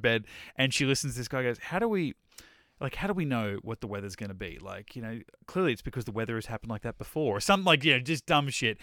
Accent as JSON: {"language": "English", "country": "Australia", "said": "I'm over here as Australian"}